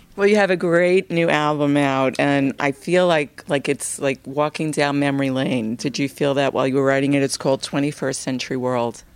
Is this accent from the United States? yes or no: yes; New York City, New York, United States; we're both from Brooklyn